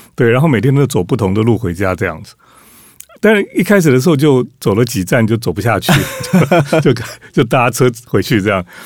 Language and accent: Chinese; Taiwan; 我们台湾人